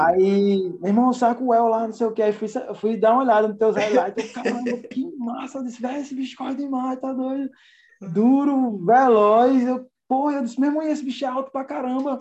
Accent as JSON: {"language": "Portuguese", "town": "João Pessoa", "region": "Paraíba", "country": "Brazil", "said": "Sou naturalmente de João Pessoa, Paraíba, nordestino"}